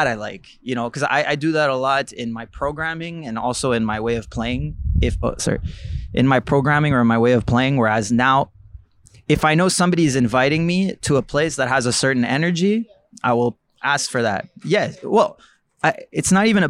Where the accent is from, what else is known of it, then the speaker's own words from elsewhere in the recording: Montreal, Quebec, Canada; I grew up in Villeray, like around Jerry.